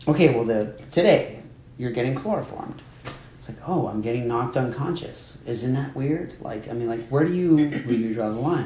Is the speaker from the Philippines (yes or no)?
no; Miami, Florida, United States; I grew up there. I grew up in Miami.